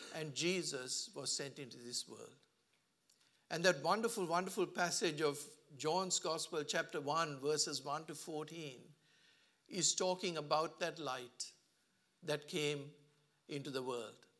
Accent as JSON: {"language": "English", "country": "Sri Lanka", "moved": "yes", "lives_now": "Australia", "said": "I come from a country where, um, Sri Lanka, sorry, I came from a country, I should say, I'm now an Australian"}